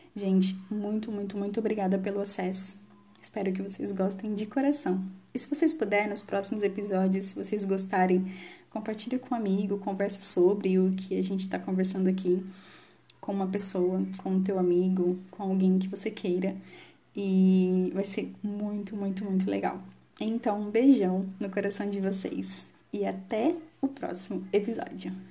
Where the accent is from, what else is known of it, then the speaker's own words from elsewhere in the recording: Campinas, São Paulo, Brazil; eu sou de Campinas, São Paulo.